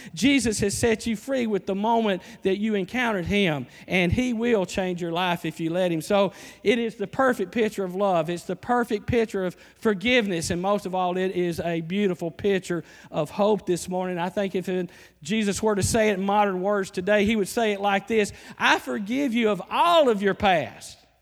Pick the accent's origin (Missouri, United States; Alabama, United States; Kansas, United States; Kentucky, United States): Alabama, United States; moved away; I'm from Alabama